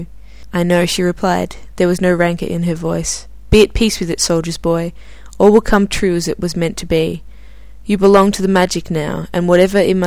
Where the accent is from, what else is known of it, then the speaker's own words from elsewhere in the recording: Australia; now in Stockholm, Sweden; a fellow Australian